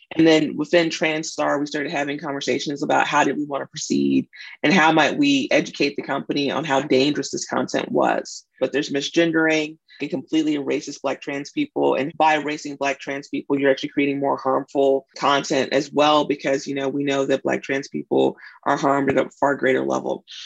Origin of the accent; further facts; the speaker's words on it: Mississippi, United States; moved away; I'm also from Mississippi. When I when I go home, I dress different, I talk different